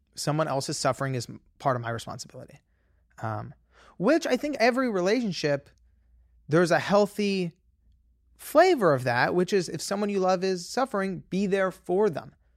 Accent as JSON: {"language": "English", "town": "Los Angeles", "region": "California", "country": "United States", "tie": "born or raised there", "said": "I grew up in Los Angeles"}